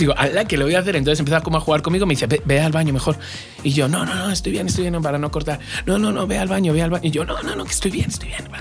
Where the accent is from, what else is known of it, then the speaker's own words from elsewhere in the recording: Alcobendas, Community of Madrid, Spain; moved away; de Alcobendas también, de mi pueblo